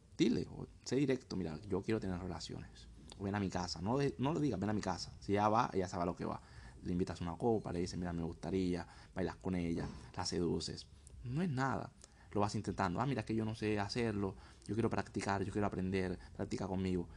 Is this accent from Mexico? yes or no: no; Colombia; moved away; also born or lived in Thailand / Vietnam; Soy colombiano, estoy actualmente en Tailandia, Vietnam, el sureste asiático.